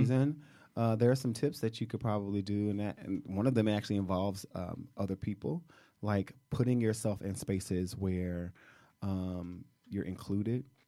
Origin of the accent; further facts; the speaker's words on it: Shreveport, Louisiana, United States; moved away; I'm from Louisiana. I'm from Shreveport.